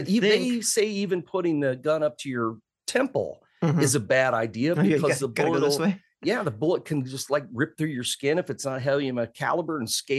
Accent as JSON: {"language": "English", "town": "Decatur", "region": "Illinois", "country": "United States", "tie": "born or raised there", "said": "I grew up in Decatur. That's bad."}